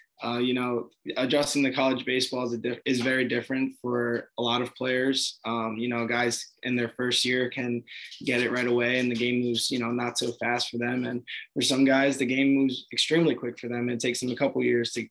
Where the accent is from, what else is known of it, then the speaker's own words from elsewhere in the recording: Belleville, New Jersey, United States; moved away as an adult; also born or lived in Nutley, New Jersey / Virginia; I grew up in Belleville, New Jersey.